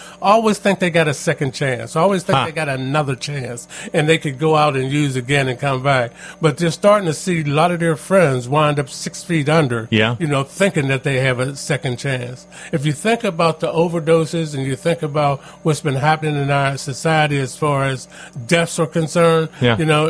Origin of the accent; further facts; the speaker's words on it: Pittsburgh, Pennsylvania, United States; also born or lived in McKeesport, Pennsylvania; I grew up in a Homewood Brushing area of Pittsburgh